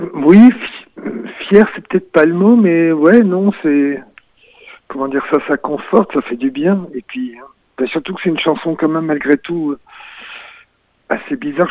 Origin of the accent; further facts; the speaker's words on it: Brest, Brittany, France; moved away as an adult; also born or lived in Réunion; je suis parti de Brest